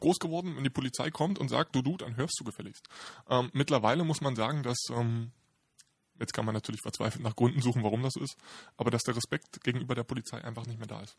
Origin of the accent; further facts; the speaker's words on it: Berlin, Germany; Ich bin äh, typischer Berliner